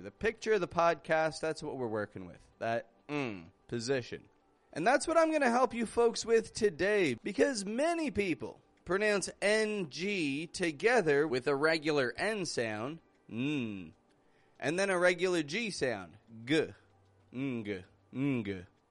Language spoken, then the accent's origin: English; Canada; I'm from Canada